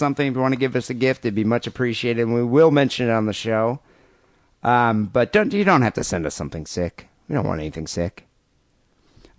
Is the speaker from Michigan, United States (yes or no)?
yes; Michigan, United States; We're from Michigan.